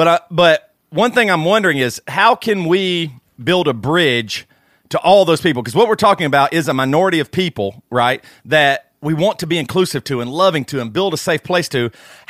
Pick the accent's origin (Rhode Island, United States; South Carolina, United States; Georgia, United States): South Carolina, United States; Greer; now in Franklin, United States; I grew up in Greer, South Carolina.